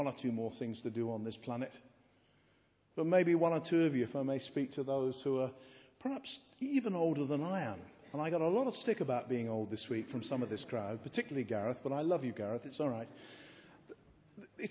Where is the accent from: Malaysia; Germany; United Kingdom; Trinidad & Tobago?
United Kingdom; England; being an Englishman